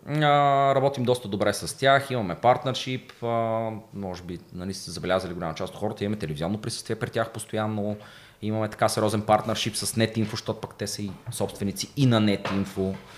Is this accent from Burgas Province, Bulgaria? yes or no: no; Plovdiv, Plovdiv Province, Bulgaria; аз съм от Плодив, квартал Тракия, доста голям панелен квартал. Та всички от квартала ме знаеха